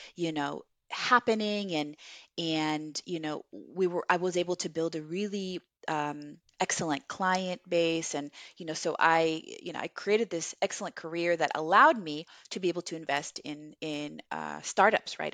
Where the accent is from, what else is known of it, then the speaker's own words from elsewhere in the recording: Los Angeles, California, United States; English is a second language; also born or lived in Viña del Mar, Chile; I came here to America when I was, uh, nine years old in elementary school to the San Fernando Valley, the, um, in Los Angeles